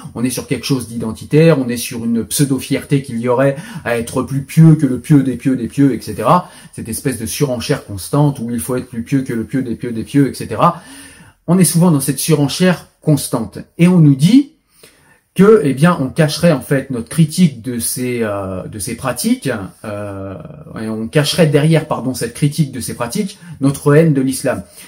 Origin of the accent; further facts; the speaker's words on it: France; je suis français, pas israélien